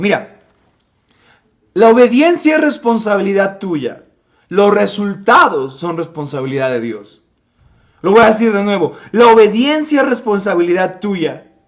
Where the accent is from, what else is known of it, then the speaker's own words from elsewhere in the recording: Tepetitla, Puebla, Mexico; Yo soy de Tepetitla